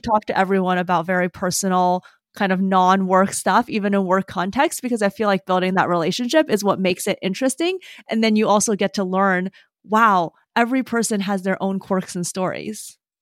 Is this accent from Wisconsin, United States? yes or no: yes; Madison, Wisconsin, United States; also born or lived in Davis, California; when I was nine, moved back to Madison, where I lived until I went to college